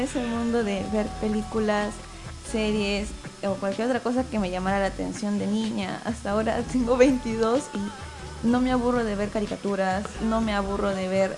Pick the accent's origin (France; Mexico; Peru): Peru; Ilo, Moquegua; yo soy de Hilo